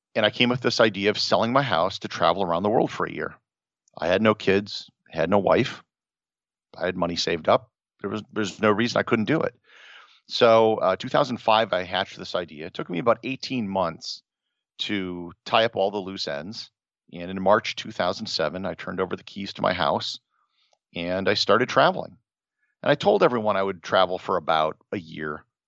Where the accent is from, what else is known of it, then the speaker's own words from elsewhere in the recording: Wisconsin, United States; grew up in Wisconsin, never really traveled that much